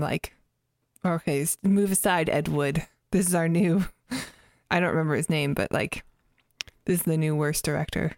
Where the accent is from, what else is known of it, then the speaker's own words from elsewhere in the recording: Canada; my family, we grew up in Canada, and we didn't have Comedy Central